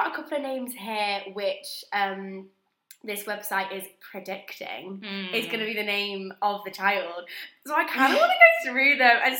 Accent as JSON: {"language": "English", "town": "Manchester", "region": "North West England", "country": "United Kingdom", "accent": "northern", "said": "Yeah, and … I'm from Manchester, and I probably sound like the more northern one."}